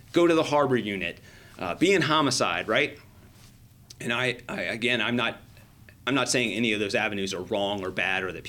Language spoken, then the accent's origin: English; Manassas, Virginia, United States; I grew up in Northern Virginia in Manassas.